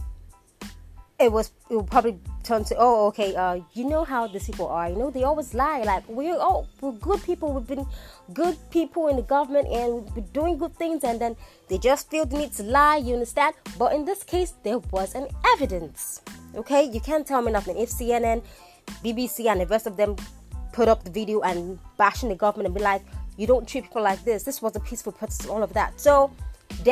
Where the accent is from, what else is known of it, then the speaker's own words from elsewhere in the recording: Nigeria; I'm a Nigerian, born Nigerian, schooled Nigerian, did everything here in Nigeria.